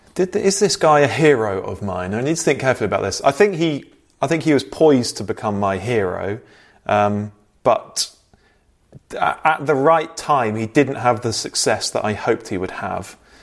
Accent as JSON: {"language": "English", "town": "Bristol", "region": "South West England", "country": "United Kingdom", "said": "I'm from Bristol."}